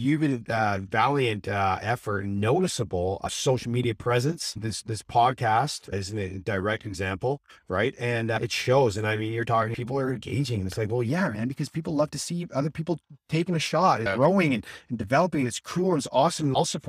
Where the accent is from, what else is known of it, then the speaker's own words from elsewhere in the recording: Vancouver, British Columbia, Canada; also born or lived in Saskatchewan, Canada; I'm from Vancouver.